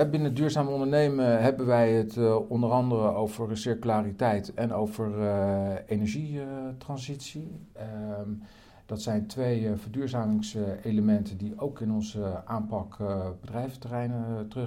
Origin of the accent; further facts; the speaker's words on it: Rotterdam, South Holland, Netherlands; ik ben Rotterdammer.